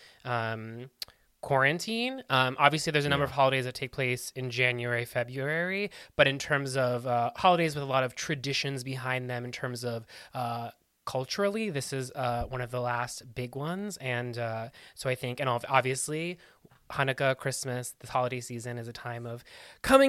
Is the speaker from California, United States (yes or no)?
no; Pittsburgh, Pennsylvania, United States; my hometown, Pittsburgh